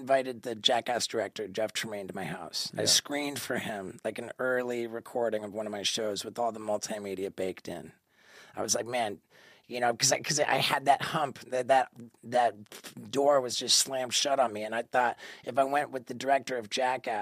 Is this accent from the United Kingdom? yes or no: yes; London, United Kingdom; moved away; I was born in London, England.